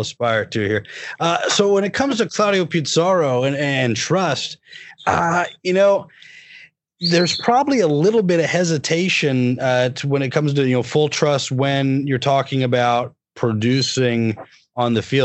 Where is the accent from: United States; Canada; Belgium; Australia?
United States; as an American